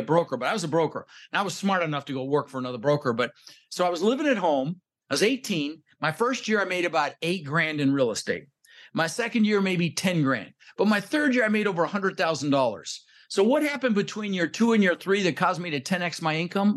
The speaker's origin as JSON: {"language": "English", "town": "Denver", "region": "Colorado", "country": "United States", "tie": "born or raised there", "also_born_or_lived": "Netherlands", "said": "I was born in the Netherlands. You know, think wooden shoes, windmills, Holland. Um, immigrated when I was six years old with my brother Albert and my mother Zvonta, and we ended up in Denver, Colorado"}